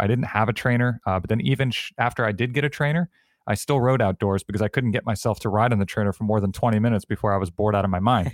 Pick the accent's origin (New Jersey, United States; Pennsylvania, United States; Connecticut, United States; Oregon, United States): Connecticut, United States; growing up in Connecticut